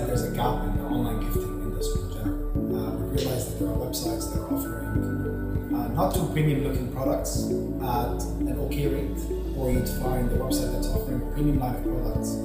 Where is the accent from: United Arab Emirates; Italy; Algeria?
United Arab Emirates; I was born and raised in the UAE